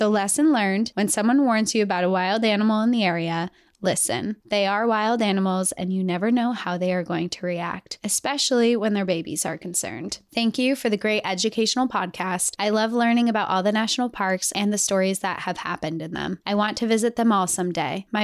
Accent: Montana, United States; now in Texas, United States; I was born and raised in Montana, so I have a soft spot for the outdoors. I live in Texas now, but I miss the mountains so much.

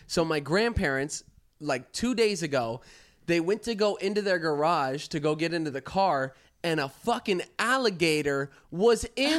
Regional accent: Florida, United States; we're from Florida

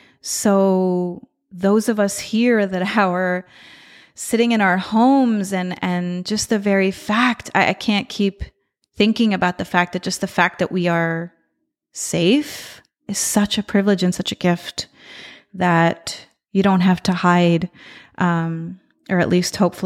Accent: Israel; moved away; my home country, in Israel

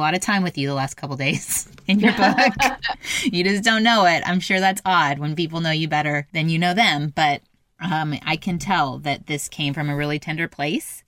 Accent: Carmel, Indiana, United States; now in Texas, United States; I'm from Indiana.

